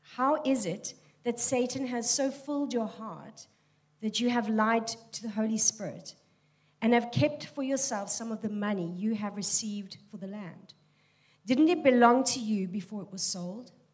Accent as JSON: {"language": "English", "town": "Cape Town", "region": "Western Cape", "country": "South Africa", "tie": "born or raised there", "said": "I am born and bred in Tableview"}